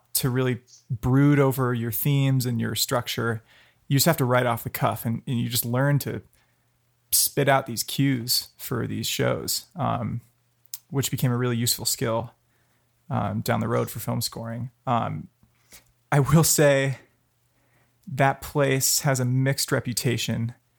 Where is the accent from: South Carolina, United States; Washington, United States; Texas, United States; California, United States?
California, United States; Palo Alto; I grew up in Palo Alto, um, five blocks off Stanford campus